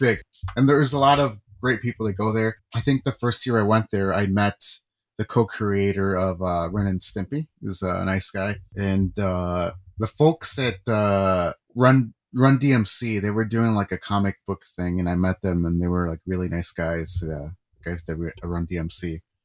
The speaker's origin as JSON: {"language": "English", "region": "California", "country": "United States", "tie": "born or raised there", "moved": "yes", "said": "I was born in California and I was born in ninety-four"}